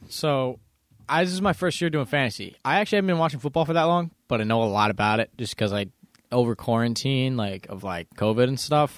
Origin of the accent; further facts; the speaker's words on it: Buffalo, New York, United States; I am from Buffalo